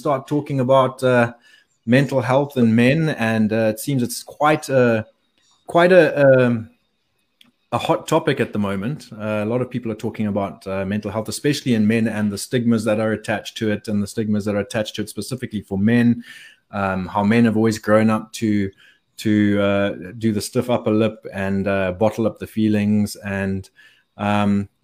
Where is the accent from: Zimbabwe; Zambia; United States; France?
Zimbabwe; I grew up in Zimbabwe.